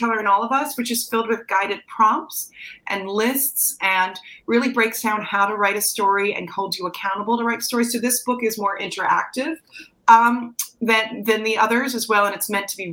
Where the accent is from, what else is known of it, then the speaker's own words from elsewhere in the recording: New Jersey, United States; accent: slight Jersey; my slight Jersey accent